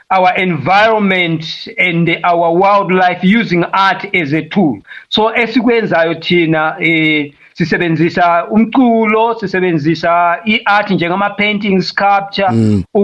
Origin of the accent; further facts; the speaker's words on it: Malawi; first language Tumbuka; Zulu is a second language; also born or lived in Matabeleland, Zimbabwe; now in Zimbabwe; mina vele ngivela eMalawi lapho ngadabuka khona but ngiseZimbabwe eh, emandebeleni ngihlezi lapha for about the past 25 years so ngiyazama ukukhuluma isiZulu salapha eZimbabwe esithiwa isindebele